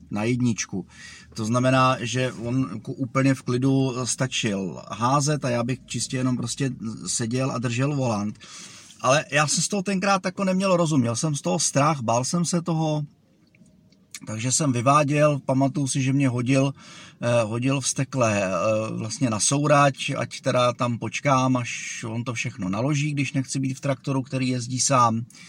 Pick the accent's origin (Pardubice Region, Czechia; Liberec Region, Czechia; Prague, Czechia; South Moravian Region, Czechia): Pardubice Region, Czechia; Zdechovice; also born or lived in Žehušice; přízemní byt, který jsme, e, měli, když jsem byl malej ve Zdechovicích